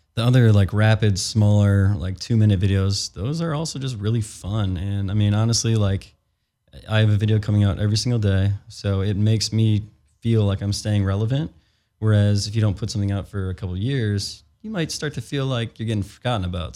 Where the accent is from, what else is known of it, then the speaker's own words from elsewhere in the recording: Chicago, Illinois, United States; now in California, United States; I'm from Chicago too, we're out in California